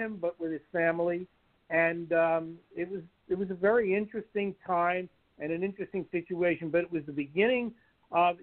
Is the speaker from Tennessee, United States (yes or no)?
no; New York City, New York, United States; moved away as an adult; also born or lived in Manhattan; now in Los Angeles, United States; I was born in the Bronx, and then I lived in Manhattan most of my life.